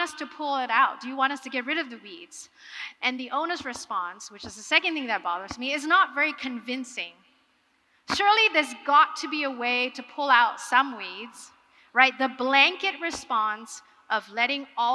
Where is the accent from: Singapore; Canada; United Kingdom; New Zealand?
Singapore; I am from Singapore